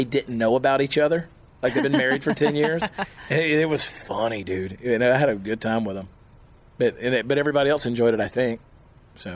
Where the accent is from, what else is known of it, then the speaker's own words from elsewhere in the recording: Augusta, Georgia, United States; moved away; my hometown, Augusta, Georgia.